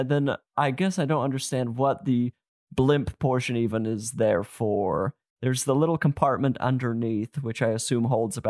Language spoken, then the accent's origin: English; South Jordan, Utah, United States; I mean, I'm from outside of Salt Lake City, but I'm not going to tell people.